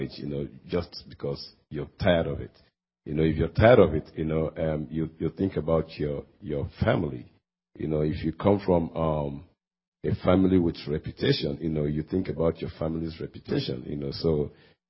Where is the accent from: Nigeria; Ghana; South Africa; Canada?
Nigeria; moved away; I happen to come from another culture. I come from Nigeria. In West Africa, and back where I come from